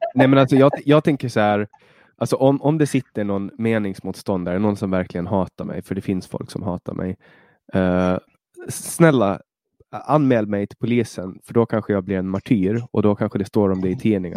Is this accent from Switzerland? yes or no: no; Finland; now in Sweden; i Finland, där jag kommer ifrån